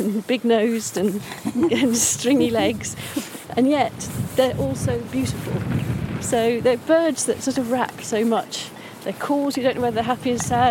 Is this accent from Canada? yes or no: no; Staffordshire Moorlands, West Midlands, United Kingdom; I grew up in the Staffordshire Moorlands towards, you know, my sort of teenage years